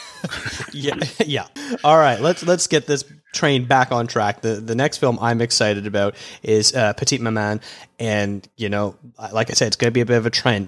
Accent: Canada; a Canadian film critic

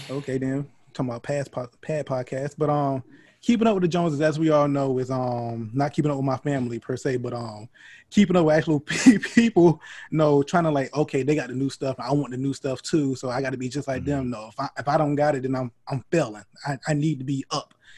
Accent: North Carolina, United States; I was growing up in North Carolina

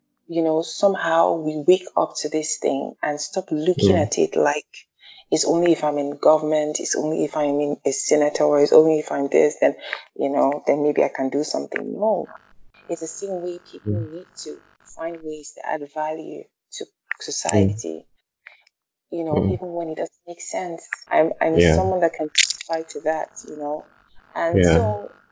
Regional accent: Nigeria; I'm Nigerian first

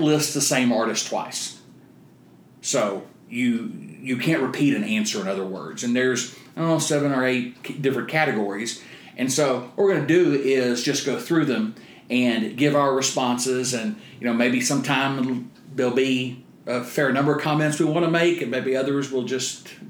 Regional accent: East Texas, United States; I'm also from East Texas

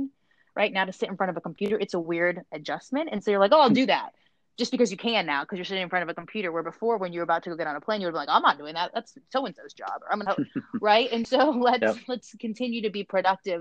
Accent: Virginia, United States; growing up in Virginia

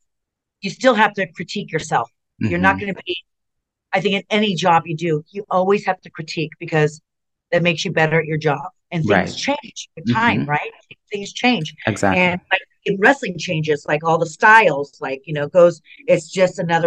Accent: San Bernardino, California, United States; growing up in California where it's a little shallow

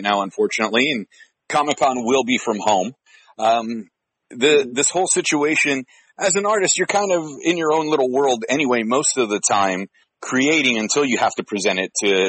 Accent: San Francisco, California, United States; I grew up in San Francisco

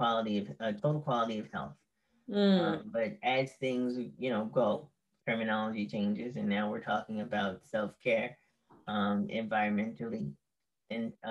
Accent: New York City, New York, United States; as a New Yorker

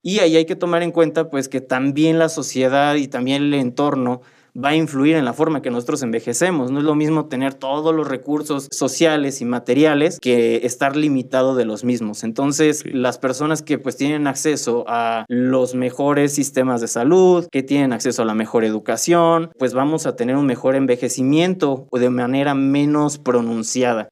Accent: Querétaro, Mexico; yo soy de aquí de Querétaro. Yo soy nacido, originario y me he formado toda mi trayectoria aquí en Querétaro

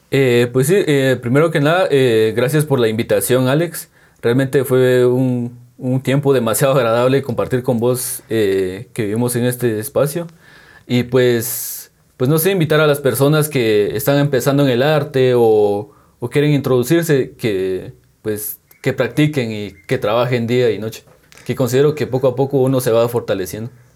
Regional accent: San Juan Comalapa, Chimaltenango, Guatemala; soy de San Juan como y Maltenango.

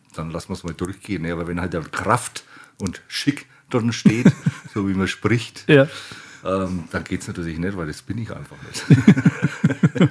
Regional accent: Franconia, Bavaria, Germany; mich als gebürtigen Franken

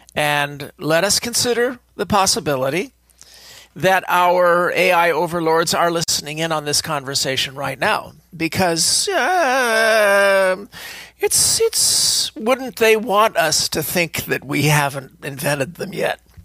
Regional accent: California, United States; speaking as a Californian

